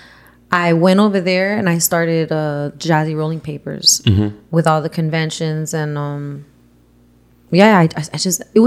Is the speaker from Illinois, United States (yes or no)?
no; Miami Gardens, Florida, United States; also born or lived in Miramar / Las Vegas; I'm from North Miami. Grew up in Miami Gardens, then went to Miami Lakes